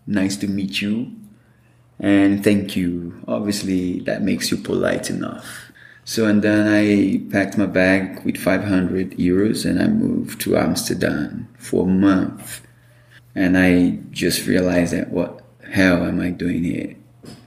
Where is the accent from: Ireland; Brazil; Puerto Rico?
Brazil; moved away; I'm from Brazil